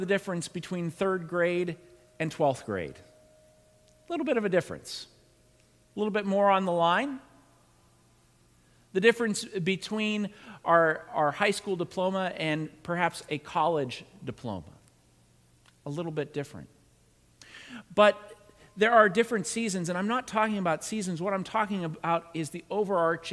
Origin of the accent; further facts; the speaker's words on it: Pittsburgh, Pennsylvania, United States; moved away; also born or lived in New England; I was born in the Pittsburgh area, but I spent a good majority of time in New England